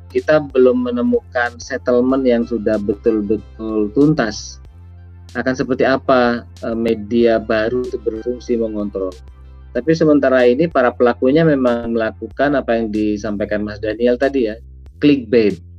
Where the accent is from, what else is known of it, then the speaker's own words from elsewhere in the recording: East Java, Indonesia; petani garam di kampung saya di Madura itu seringkali jerit-jerit karena garam impor lebih murah daripada garam yang mereka produksi.